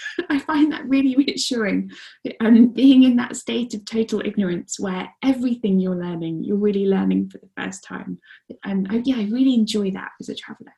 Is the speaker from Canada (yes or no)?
no; Guernsey; moved away; I grew up mostly on the island of Guernsey, which is nine miles by seven.